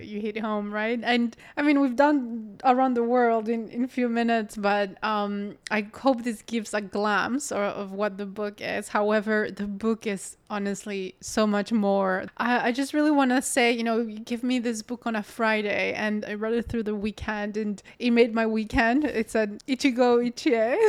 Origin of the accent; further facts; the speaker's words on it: Colombia; You say, "Colombian."